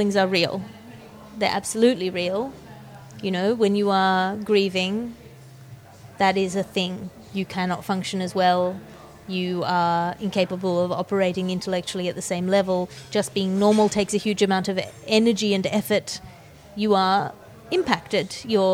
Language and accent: English; Australia; I think I'm Australian. Everything I've ever experienced has told me I'm Australian.